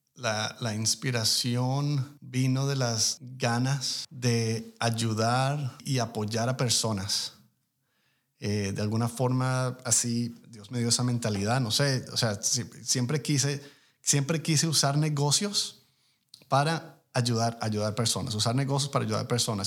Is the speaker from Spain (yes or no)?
no; Colombia; now in United States; yo soy inmigrante colombiano de primera generación